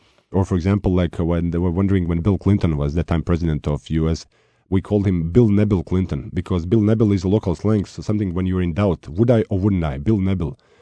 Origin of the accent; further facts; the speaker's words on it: Sarajevo, Federation of Bosnia and Herzegovina, Bosnia & Herzegovina; When I was growing up in Sarajevo